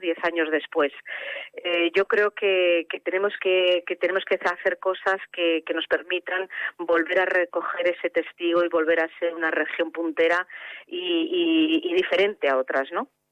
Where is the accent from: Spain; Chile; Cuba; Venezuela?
Spain; Navarre; moved away as an adult; todo el mundo me conoce como, como una persona de Navarra